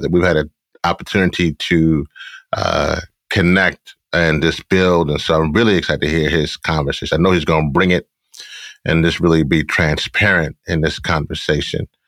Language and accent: English; Shreveport, Louisiana, United States; I was born in Shreveport, Louisiana.